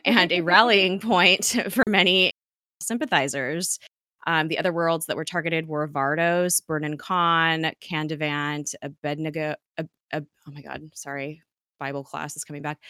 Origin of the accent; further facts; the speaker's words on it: United States; us as American citizens